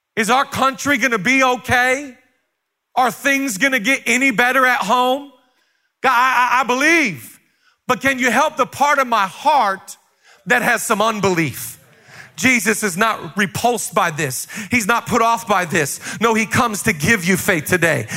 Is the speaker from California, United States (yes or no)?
no; Seattle, Washington, United States; moved away as an adult; also born or lived in Los Angeles, United States; I'm from Seattle